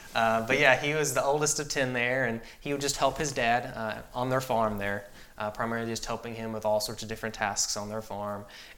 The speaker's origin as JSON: {"language": "English", "town": "Watertown", "region": "Tennessee", "country": "United States", "tie": "born or raised there", "also_born_or_lived": "Lebanon, Tennessee", "said": "raised in Wilson County, Tennessee. So I was actually born in Lebanon, which is the county seat there in Wilson County. But I mainly grew up outside of Watertown, Tennessee, which is a small little community to the south, east of Lebanon. That's where I grew up for most of my life."}